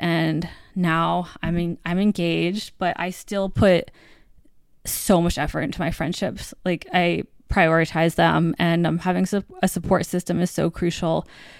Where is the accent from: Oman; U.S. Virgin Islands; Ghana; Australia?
U.S. Virgin Islands; moved away as an adult; also born or lived in Virginia / North Carolina; now in New York, United States; But I grew up in the Virgin Islands and then I went to school in Virginia and then North Carolina, the South.